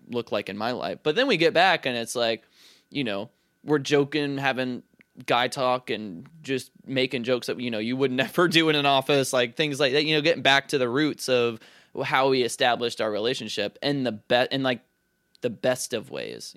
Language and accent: English; Charlotte, North Carolina, United States; moved away as an adult; it's my hometown, so, like, I know it very well, and I have, I don't get, you know, I haven't, I haven't lived there since twenty fourteen